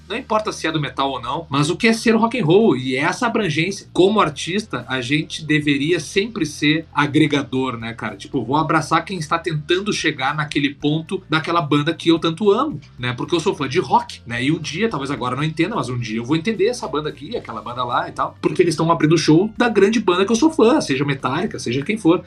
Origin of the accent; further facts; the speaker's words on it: Porto Alegre, Rio Grande do Sul, Brazil; moved away; lá do sul da minha terra, lá, lá de Porto Alegre